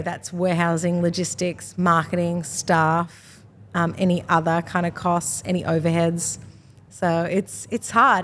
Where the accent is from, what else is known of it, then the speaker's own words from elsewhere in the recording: Australia; I'm from Australia, we're selling to an Australian market